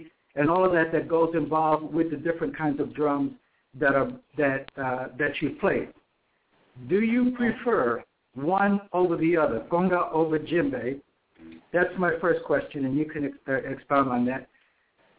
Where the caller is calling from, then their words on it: Atlanta, Georgia, United States; I'm calling from Atlanta, Georgia